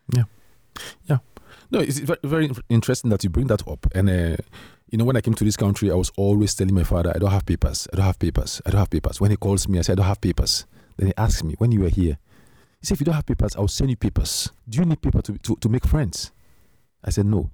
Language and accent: English; Sierra Leone; moved away as an adult; now in Netherlands; I came from Sierra Leone